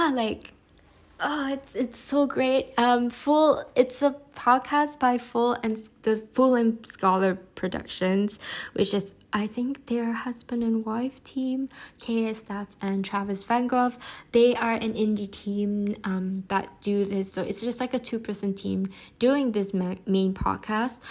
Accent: Malaysia; as a Malaysian Chinese

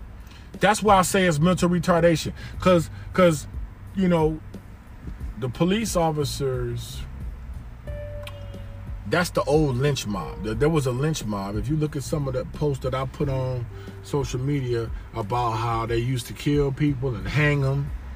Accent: Miami, Florida, United States; also born or lived in Detroit, United States; So I've seen, like, growing up in Miami in the 80s and then Detroit in the 80s, you see real stuff.

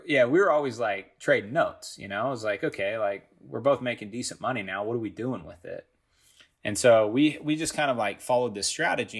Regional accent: Los Angeles area, California, United States; I grew up a Galaxy fan

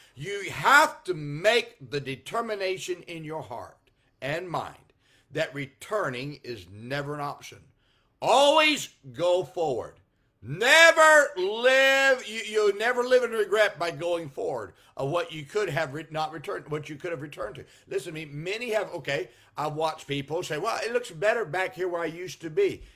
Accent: Salinas, California, United States; moved away; I grew up in Salinas, California

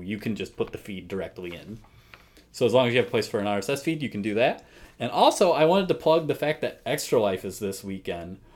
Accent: United States

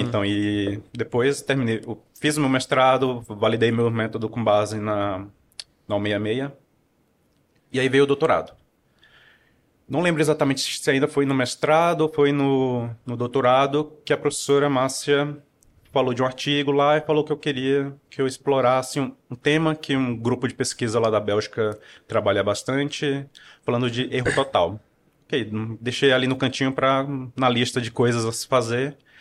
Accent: Piauí, Brazil; moved away as an adult; also born or lived in Teresina, Piauí; now in Campinas, Brazil; sou nascido em Teresina, no Piauí. Passei minha infância no interior do Piauí

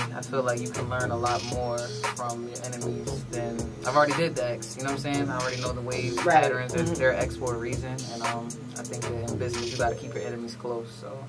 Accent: Hampton, Virginia, United States; from Hampton, Virginia

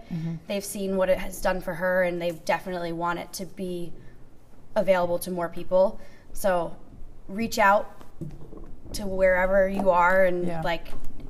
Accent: Cortland, New York, United States; I grew up here. I went away for 4 years to college and came back. My whole family is here.

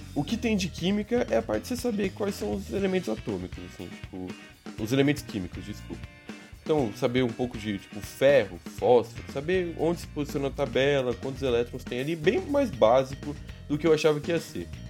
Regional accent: São Bernardo do Campo, São Paulo, Brazil; sou de São Bernardo mesmo, então conheci ele na escolinha mesmo, ensino fundamental

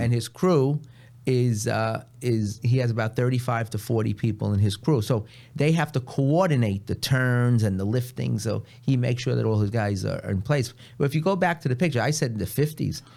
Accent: New York City, New York, United States; I grew up in Long Island City.

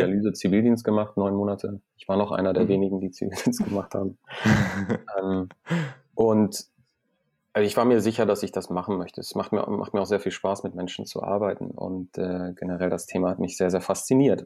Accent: Iran; moved away; ich komme ursprünglich aus dem Iran

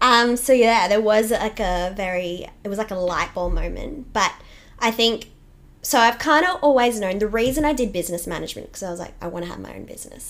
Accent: Toowoomba, Queensland, Australia; I grew up in Toowoomba, which is great

